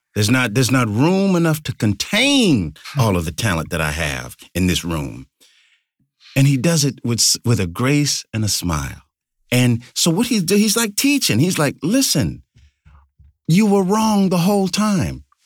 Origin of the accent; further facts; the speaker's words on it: United States; I love my hometown, but there was some difficulty and some racial strife as a, as a child